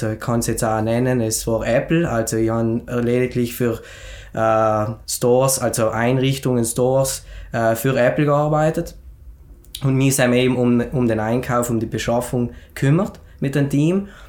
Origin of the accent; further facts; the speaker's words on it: Schnals, Trentino-Alto Adige, Italy; now in Schenna, Italy; ich komme ursprünglich aus Schnalz, aber wohne mittlerweile in Schennen. Ich bin 28 Jahre alt